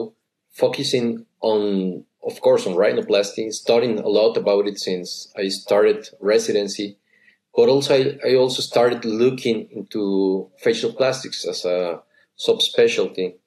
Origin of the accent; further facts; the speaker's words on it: San Luis Potosí, Mexico; I come from San Luis, as you just said. It's a city right in the middle of the country.